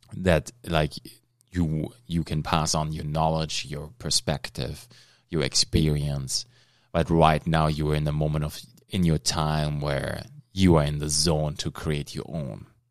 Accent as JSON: {"language": "English", "country": "Germany", "moved": "yes", "lives_now": "Thunder Bay, Canada", "said": "I'm from Germany. I immigrated. I'm Canadian now"}